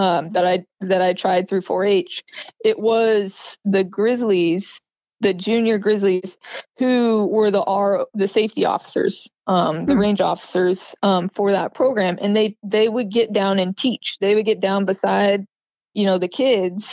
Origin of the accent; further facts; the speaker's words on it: Groveland, California, United States; I grew up in Tuolumne County in a small town called Groveland. It's in California, Northern California.